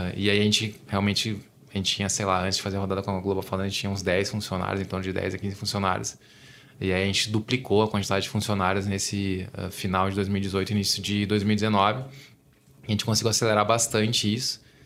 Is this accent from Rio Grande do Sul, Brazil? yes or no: yes; Gaúcho, Rio Grande do Sul, Brazil; now in São Paulo, Brazil; eu sou gaúcho, tava em Porto Alegre com a minha família e tal, visitando meus pais